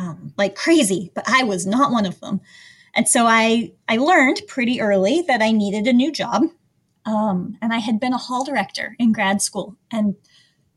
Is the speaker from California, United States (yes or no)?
no; Evergreen, Colorado, United States; I grew up in a place called Evergreen, Colorado. It's in the mountains outside of Denver